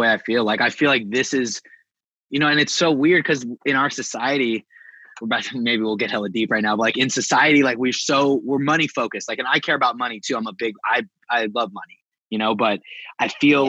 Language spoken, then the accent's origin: English; California, United States; also born or lived in Bay Area; I'm from California